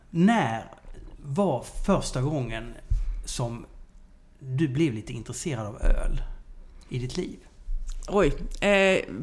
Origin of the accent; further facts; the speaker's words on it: Nyköping, Södermanland, Sweden; jag kom från Nyköping.